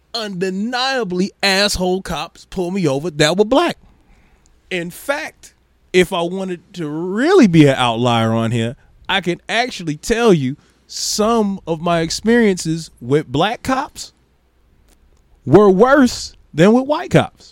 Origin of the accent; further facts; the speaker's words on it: Maryville, United States; growing up in Maryville, when you black, you get pulled over